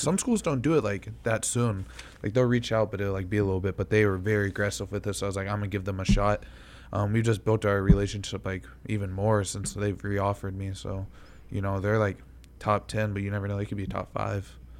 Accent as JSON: {"language": "English", "region": "Kentucky", "country": "United States", "also_born_or_lived": "Connecticut", "moved": "yes", "said": "we're originally from Kentucky"}